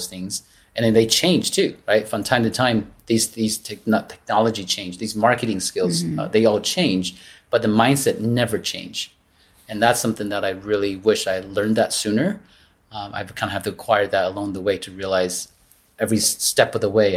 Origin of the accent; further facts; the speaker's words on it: Taiwan; moved away; I grew up in Taiwan